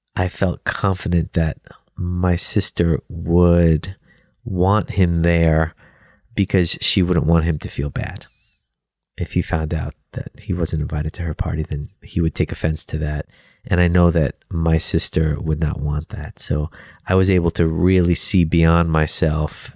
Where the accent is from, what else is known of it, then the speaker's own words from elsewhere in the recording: New York City, New York, United States; I grew up in Brooklyn, New York, and my dad owned a pizzeria